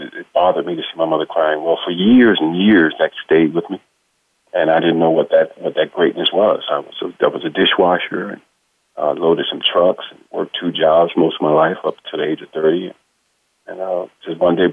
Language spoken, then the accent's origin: English; South Carolina, United States; moved away; I call myself just a plain old country boy from South Carolina. I was born and raised in South Carolina by an awesome mom